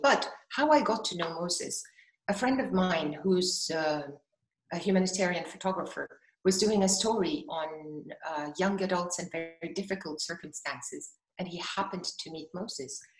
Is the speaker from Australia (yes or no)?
no; Ghana; in Ghana actually growing up was that in so many Ghanaian families